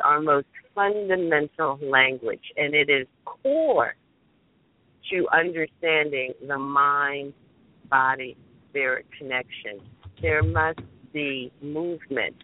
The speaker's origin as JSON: {"language": "English", "region": "New Jersey", "country": "United States", "said": "I'm from Central Jersey"}